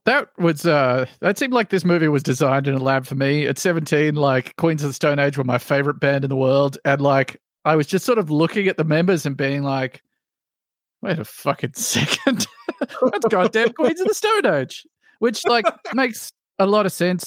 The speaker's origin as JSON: {"language": "English", "country": "Australia", "said": "as an Australian"}